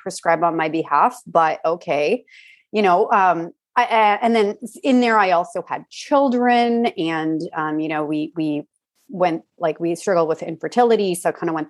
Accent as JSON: {"language": "English", "region": "Alberta", "country": "Canada", "tie": "born or raised there", "said": "I grew up in Alberta"}